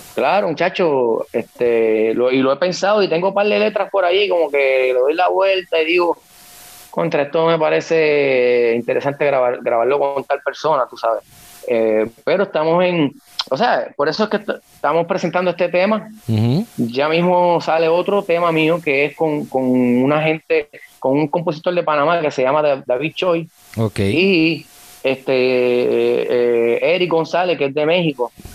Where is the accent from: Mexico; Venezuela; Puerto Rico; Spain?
Puerto Rico; Naranjito; soy de Naranjito, Puerto Rico, centro de la isla